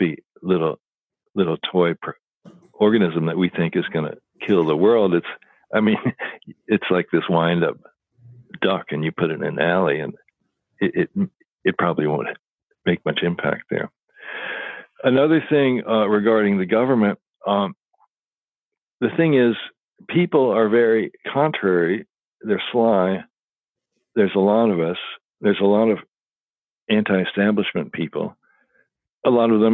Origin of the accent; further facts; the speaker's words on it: Louisville, Kentucky, United States; I grew up in Louisville, Kentucky